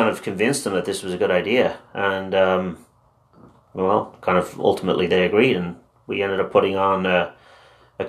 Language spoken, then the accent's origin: English; Dublin, Leinster, Ireland; first language Irish; English is a second language; In Dublin, but I went to an all-Irish school